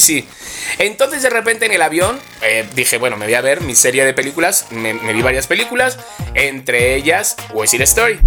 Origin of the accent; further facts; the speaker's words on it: Alcobendas, Community of Madrid, Spain; los dos somos de Alcobendas